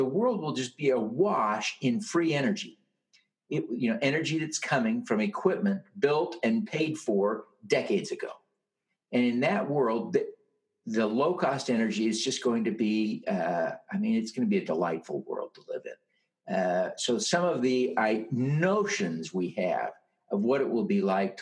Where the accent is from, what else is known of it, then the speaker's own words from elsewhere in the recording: Utah, United States; my home state here in Utah